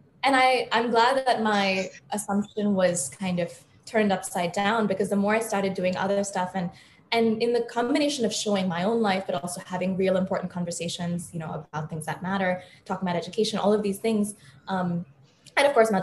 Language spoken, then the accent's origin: English; Mumbai, Maharashtra, India; also born or lived in Boston, United States; I was born in Boston, lived there till I was about 8 or 9, and then I moved to Bombay. But when I lived there, every summer I'd spend in India. And then when I lived in India, every summer I'd spend in the US.